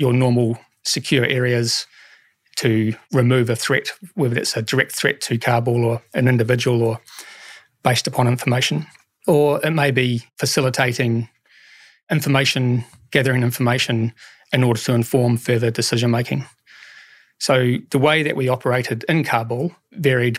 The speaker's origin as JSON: {"language": "English", "country": "New Zealand"}